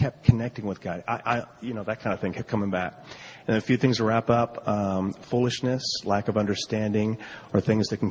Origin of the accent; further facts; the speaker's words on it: Colorado, United States; We're from Colorado